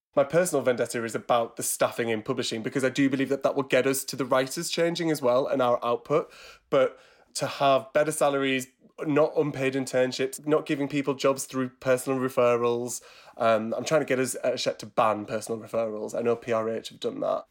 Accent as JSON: {"language": "English", "area": "Teesside", "region": "North East England", "country": "United Kingdom", "tie": "born or raised there", "moved": "yes", "said": "I'm originally from Teesside, grew up in a town near Middlesbrough, from a working class upbringing."}